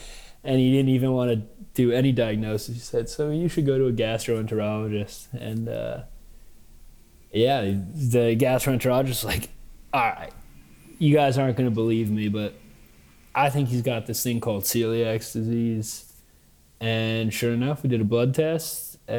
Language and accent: English; Manhattan, New York, United States; I mean, just the seamless melding of worlds, you know, as opposed to, I'll also finish with New York and then I'll like show the other contradiction that I lived